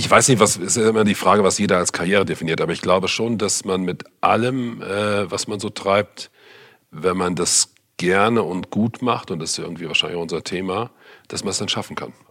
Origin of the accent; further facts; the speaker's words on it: North Rhine-Westphalia, Germany; durchschnittlich aufgewachsen, wie man so schön sagt, in einem kleineren Ort im Siegerland Nordrhein-Westfalen bin zu einer normalen Schule gegangen, habe Abitur gemacht